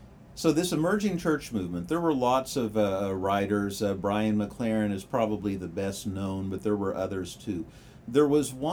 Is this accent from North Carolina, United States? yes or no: no; Kansas, United States; moved away as an adult; now in Lincoln, United States; where I grew up in Kansas, I'm still kind of new to Lincoln.